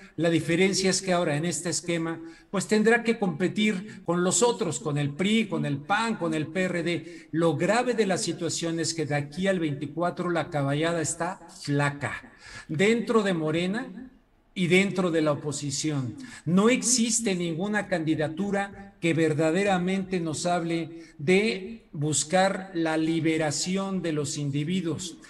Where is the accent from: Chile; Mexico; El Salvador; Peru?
Mexico